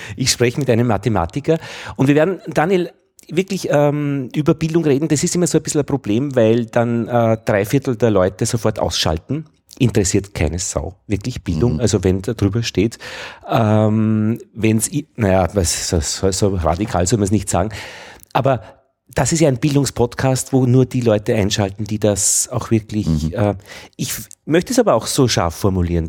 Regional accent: Braunau am Inn, Upper Austria, Austria; Ich bin in Oberösterreich zur Schule gegangen, äh, Braun am Inn

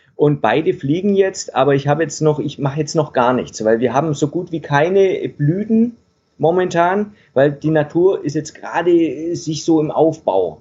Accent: Stuttgart area, Baden-Württemberg, Germany; moved away as an adult; now in Denmark; ursprünglich komme ich aus dem Stuttgarter Raum. Ja. Das ein bisschen teilweise, ne? Und bayerisch, äh, äh, baden-württembergischen Raum, in dem Raum bin ich groß geworden

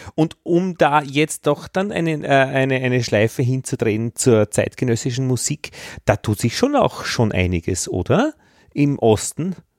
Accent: Austria; also born or lived in Vienna; bei uns in Österreich

